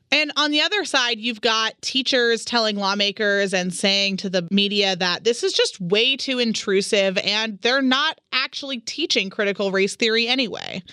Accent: California, United States; now in Utah, United States; as a Californian

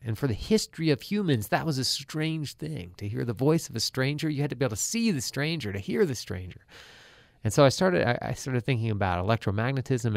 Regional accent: Ohio, United States; moved away as an adult; also born or lived in Maine; now in Boise, United States; I grew up in Ohio

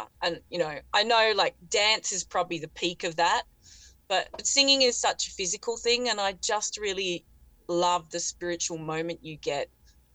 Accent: Fremantle, Western Australia, Australia; moved away as an adult; also born or lived in Santa Barbara, California; my hometown, my other hometown, Fremantle, where I am now.

